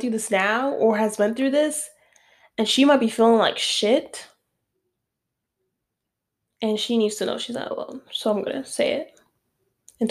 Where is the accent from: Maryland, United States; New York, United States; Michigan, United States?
New York, United States; New York City; moved away; also born or lived in Westchester / Florida; I'm from the Bronx